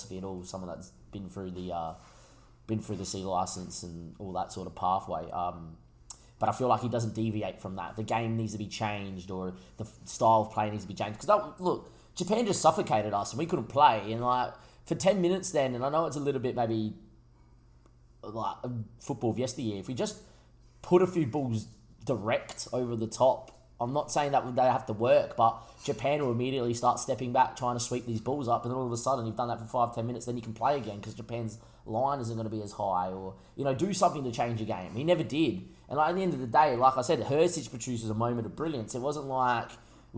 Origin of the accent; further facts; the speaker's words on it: Australia; making the numbers in international football as an Australian